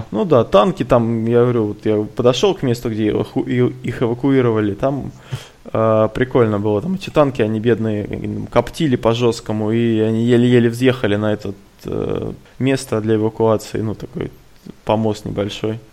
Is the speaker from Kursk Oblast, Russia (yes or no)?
yes; Kursk, Kursk Oblast, Russia; сразу сказали, что мы из Курска